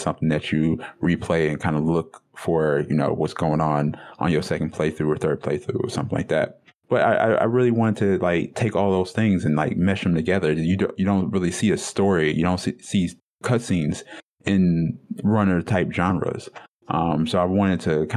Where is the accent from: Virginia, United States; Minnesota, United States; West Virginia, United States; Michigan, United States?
Michigan, United States; Detroit; the culture that I come from and from Detroit